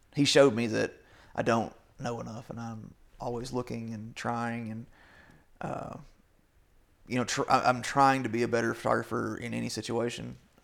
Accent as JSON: {"language": "English", "region": "Kentucky", "country": "United States", "tie": "born or raised there", "said": "I didn't grow up poor, but, you know, I grew up in Southeastern Kentucky"}